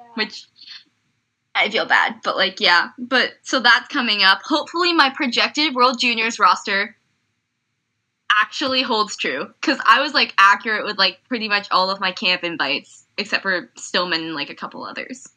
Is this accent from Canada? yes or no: yes; Canada; me being Canadian